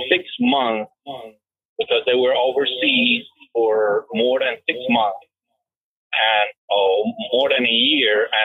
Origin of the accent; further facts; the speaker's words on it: Canada; now in United States; I'm a dual citizen. Uh, I'm also Canadian, and I have a Canadian experience uh, in Quebec.